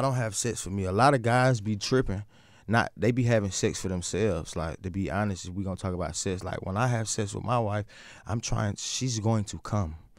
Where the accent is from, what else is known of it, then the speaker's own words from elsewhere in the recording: the South, United States; I'm also from the South